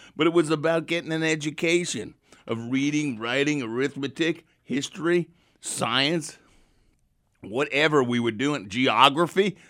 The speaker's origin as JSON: {"language": "English", "country": "United States", "also_born_or_lived": "London", "said": "I'm from the United States."}